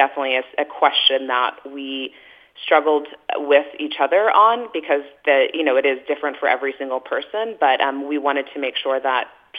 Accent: Texas, United States; moved away; growing up in Texas

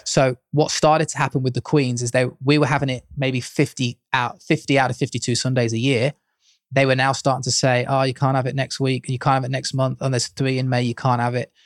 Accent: Leicester, East Midlands, United Kingdom; moved away as an adult; now in Leeds, United Kingdom; I was brought up in Leicester with my parents who were pastors of an Assemblies of God church

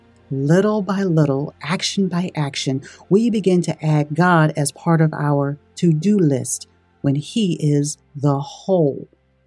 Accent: Brooklyn, New York, United States; I was raised in Brooklyn, New York

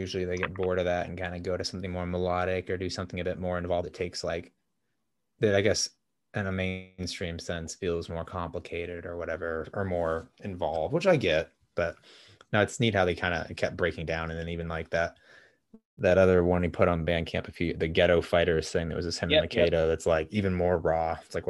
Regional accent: Boston, Massachusetts, United States; growing up around Boston, like driving far to things is like, ugh, like how far are you going to cross a river?

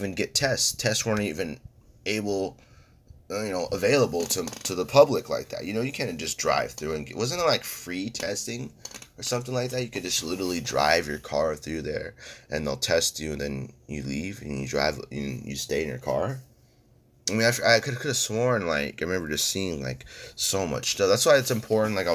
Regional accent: California, United States; I'm strictly a Californian

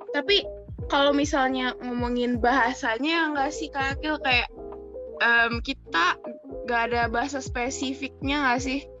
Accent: Depok, West Java, Indonesia; Aku juga asal Depok nih guys.

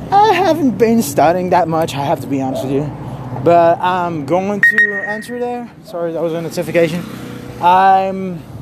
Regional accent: Mexico; English is a second language; I'm from Mexico. I just like to talk in English, okay?

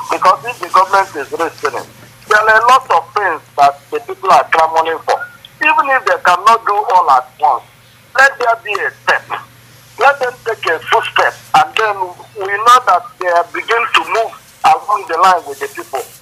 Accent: Nigeria

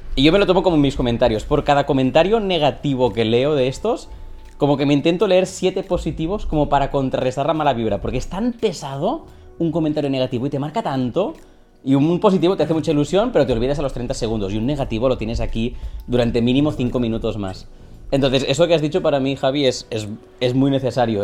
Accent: Catalonia, Spain; soy un creador catalán que se pasa al castellano

